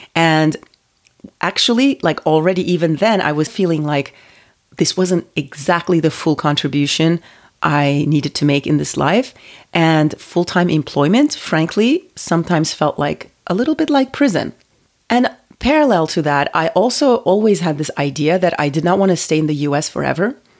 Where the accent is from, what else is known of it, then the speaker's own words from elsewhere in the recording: Turkey; moved away as an adult; also born or lived in United States; now in Paris, France; Well, I grew up in Turkey. I, um, I lived there until I was, you know, I finished high school, and then I moved to the U S to go to college.